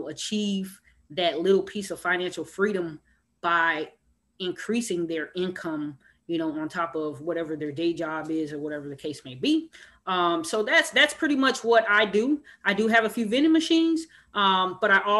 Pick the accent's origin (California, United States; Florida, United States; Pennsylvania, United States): Florida, United States; Miami; I'm from Miami, Florida